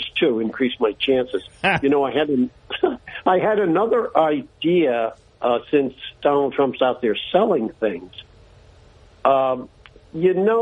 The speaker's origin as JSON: {"language": "English", "town": "Bayonne", "region": "New Jersey", "country": "United States", "tie": "born or raised there", "moved": "yes", "lives_now": "Binghamton, United States", "said": "I'm from northern New Jersey originally, from the glorious city of Bayonne. And being from Bayonne in that section of New Jersey, I grew up in the New York metropolitan area."}